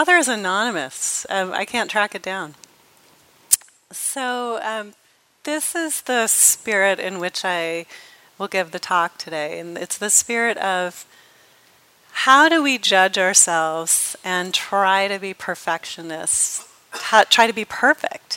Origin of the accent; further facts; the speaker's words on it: Los Angeles, California, United States; I'm from Los Angeles, which I am